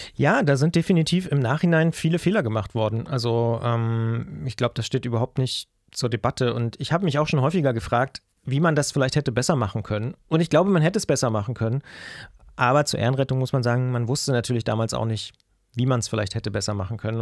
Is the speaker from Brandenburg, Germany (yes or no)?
yes; Potsdam, Brandenburg, Germany; moved away as an adult; now in Leipzig, Germany; Ursprünglich komme ich oder geboren wurde ich in Potsdam. Ähm, das heißt, ich bin quasi Brandenburger, da auch lange aufgewachsen und dann irgendwann zum Studieren nach Leipzig gegangen